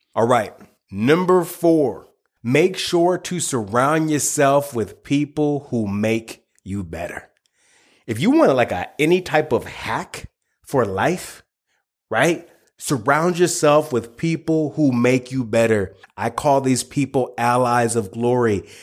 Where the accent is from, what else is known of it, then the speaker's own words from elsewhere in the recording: United States; I, I, live in the United States, born and raised in the United States